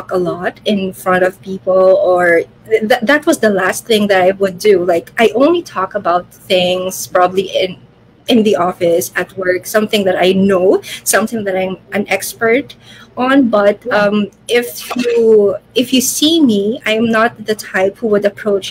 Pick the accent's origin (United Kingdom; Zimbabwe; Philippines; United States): Philippines; I am from the Philippines. So I am currently here in Manila